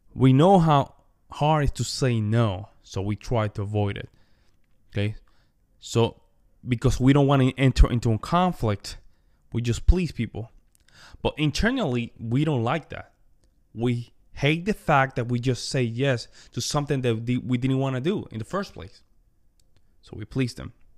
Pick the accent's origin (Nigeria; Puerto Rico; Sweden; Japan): Puerto Rico; Las Marías; moved away; also born or lived in Wyoming / New York; I come from Puerto Rico, from the Commonwealth, right? Small town called Las Marias, very small town in the countryside of the island